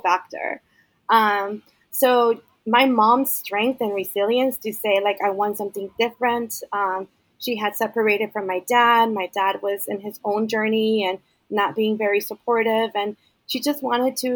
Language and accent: English; Los Angeles, California, United States; English is a second language; also born or lived in Guatemala; I grew up in West